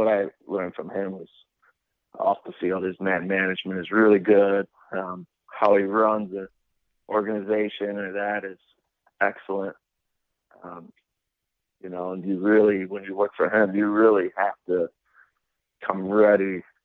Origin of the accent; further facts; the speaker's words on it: Argentina; moved away; growing up in Argentina